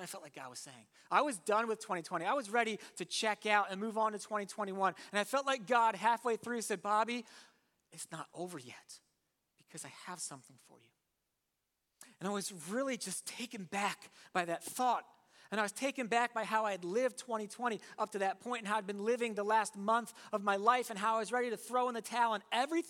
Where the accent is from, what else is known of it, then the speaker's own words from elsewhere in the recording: Warminster, Pennsylvania, United States; I'm from Warminster